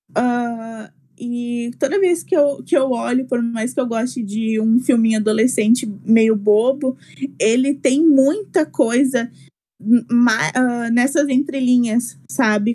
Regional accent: Esteio, Rio Grande do Sul, Brazil; moved away as an adult; now in São Borja, Brazil; sou de Esteio, é uma cidade bem pequenininha que fica perto de Porto Alegre

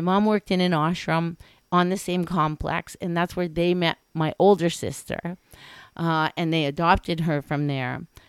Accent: New Delhi, Delhi, India; born there; So I was born in New Delhi by no fault of mine. and what I mean by that is I was a Caucasian kid born in New Delhi.

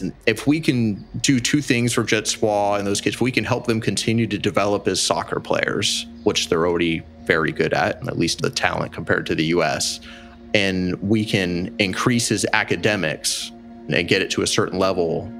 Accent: California, United States; also born or lived in Phoenix; now in Jaco, Costa Rica; I'm from California in 2002. I moved to Phoenix.

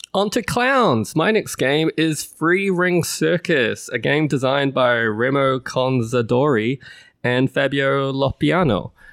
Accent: New Zealand; moved away; it's placed in my home country. It is Great Western Trail, New Zealand

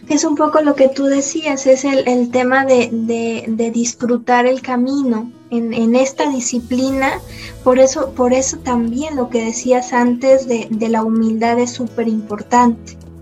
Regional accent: Mexico; en México estamos en pañales

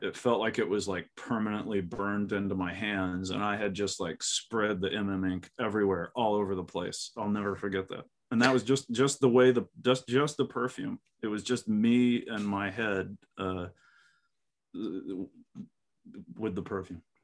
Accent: Texas, United States; I'm like a Texan.

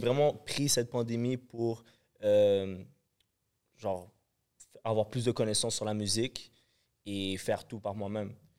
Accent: Montreal, Quebec, Canada; j'ai grandi à Montréal, j'ai grandi à Rivière-des-Prairies.

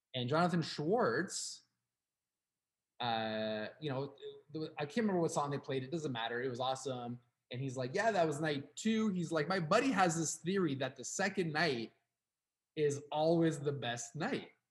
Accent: Canada; We are from Canada

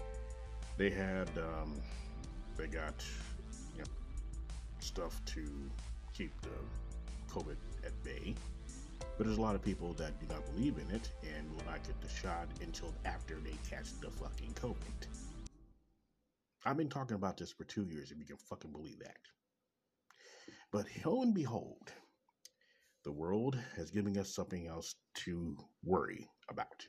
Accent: Kansas City, Missouri, United States; Coming live in direct Kansas City, Missouri, my hometown.

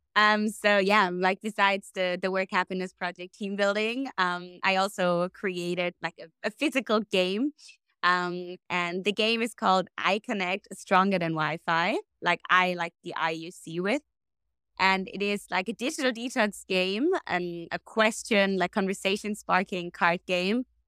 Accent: Germany; moved away as an adult; also born or lived in Australia; now in Bali, Indonesia; I was born and raised a German potato, and then, um, spread my wings and, uh, flew out to beautiful Australia.

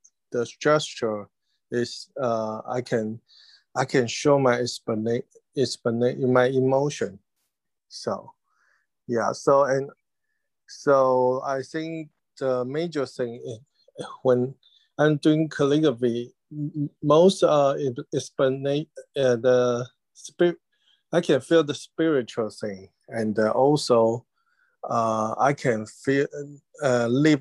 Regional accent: Taiwan; English is a second language; moved away as an adult; also born or lived in United States / London; I'm happy to be in my hometown now

